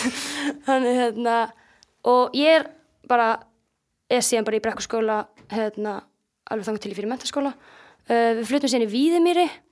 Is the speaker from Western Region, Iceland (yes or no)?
no; Akureyri, Northeastern Region, Iceland; also born or lived in Reykjavík / Denmark; svo flytja við til Akureyrar eftir að þau eru bæði búið með nám og þannig ég kem beint inn í annan bekk hérna á Akureyri